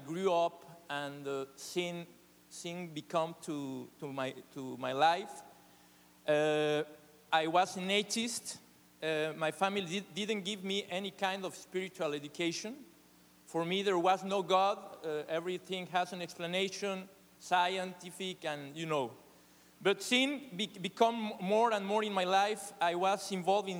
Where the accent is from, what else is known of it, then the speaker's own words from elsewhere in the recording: Mexico City, Mexico; English is a second language; I was born in Mexico City, one of the biggest cities in the world.